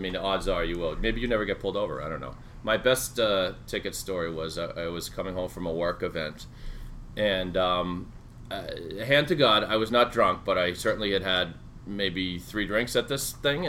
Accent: Sharon, Massachusetts, United States; this is my hometown of Sharon

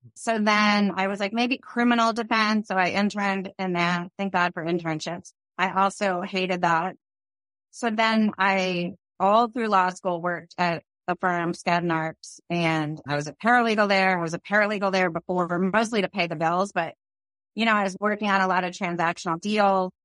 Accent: Phoenix, Arizona, United States; also born or lived in New York; I grew up in Phoenix

